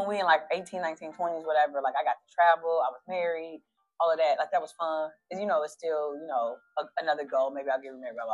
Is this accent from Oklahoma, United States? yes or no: no; Detroit, Michigan, United States; Born and raised. Yep, born and raised. 7 Mile of Woodward